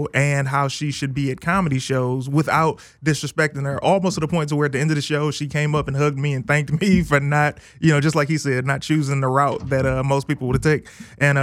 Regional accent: Detroit, Michigan, United States; I'm from Detroit

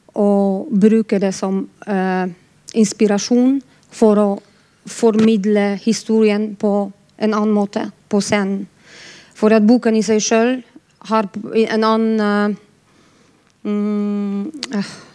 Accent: Poland; now in Bergen, Norway; Jeg er polsk

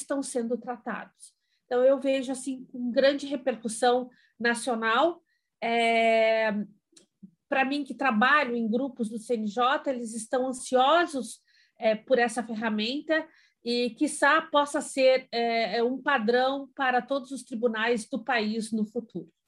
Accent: Brazil

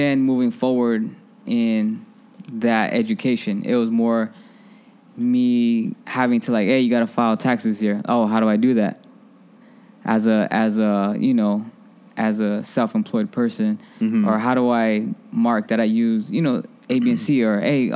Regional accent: Phoenix, Arizona, United States; moved away as an adult; now in Chicago, United States; I was bred and fed in Phoenix, Arizona, and that's still home

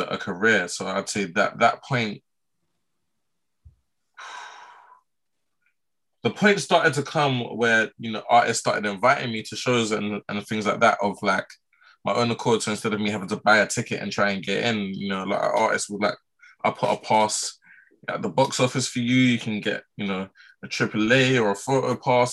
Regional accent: London, United Kingdom; I'm from Southwest, Mitcham, Southwest London

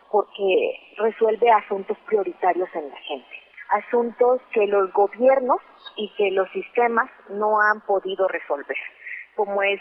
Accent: Mexico; yo soy mexicana

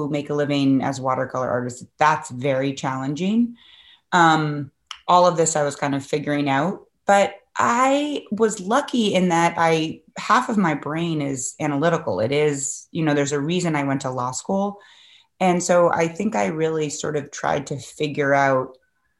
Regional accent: Cambridge, Massachusetts, United States; also born or lived in Manhattan, New York; I came back to Boston, which is where I grew up in Cambridge, actually

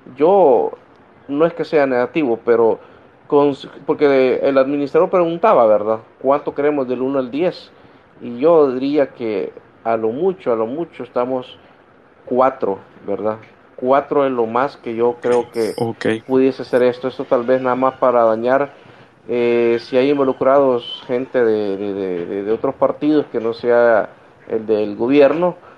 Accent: El Salvador; nosotros como pueblo salvadoreño

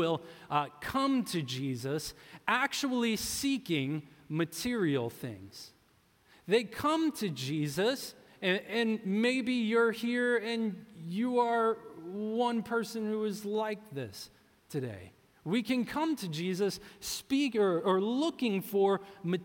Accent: New Orleans, Louisiana, United States; moved away; I'm from New Orleans, and we call that a catfish po' boy

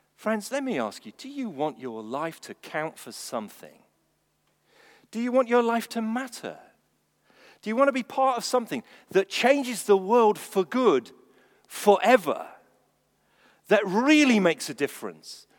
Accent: England, United Kingdom; I'm English.

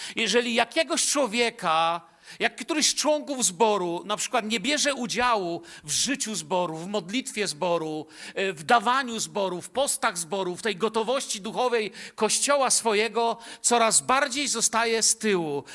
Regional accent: Bielsko-Biała, Silesian Voivodeship, Poland; born or raised there

